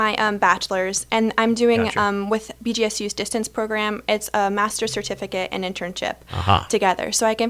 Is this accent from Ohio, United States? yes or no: yes; Celina, Ohio, United States; also born or lived in Bowling Green, Ohio; now in Findlay, United States